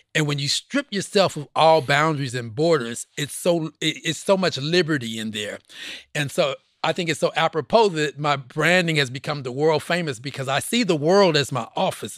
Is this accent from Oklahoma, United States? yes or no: yes; Oklahoma City, Oklahoma, United States; growing up in Oklahoma at that time